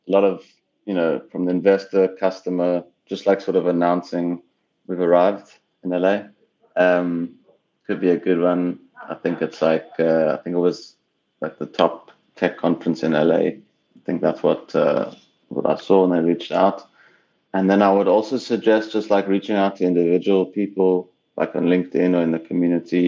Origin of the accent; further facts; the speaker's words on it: South Africa; moved away as an adult; also born or lived in Cape Town / Tel Aviv / Oklahoma; now in Los Angeles, United States; I'm from South Africa originally